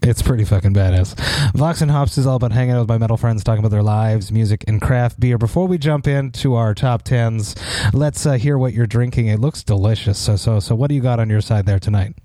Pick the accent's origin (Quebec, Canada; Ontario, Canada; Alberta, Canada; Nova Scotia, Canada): Quebec, Canada; Montreal; my hometown of Montreal